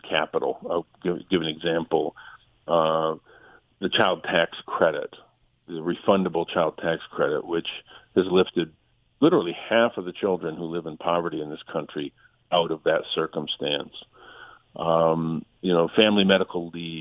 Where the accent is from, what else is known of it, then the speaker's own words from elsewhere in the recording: Flint, Michigan, United States; I represent Flint. I'm from Flint.